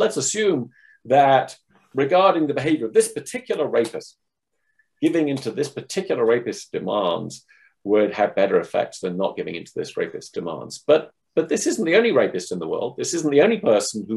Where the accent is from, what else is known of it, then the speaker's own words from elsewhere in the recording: England, United Kingdom; moved away as an adult; now in United States; I grew up in England and then went to the States, or came to the States for graduate school, and I've stayed here.